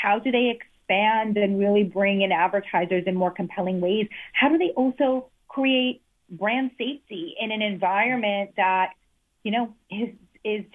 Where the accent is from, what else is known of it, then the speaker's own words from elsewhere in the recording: Italy; now in United States; I come from Italy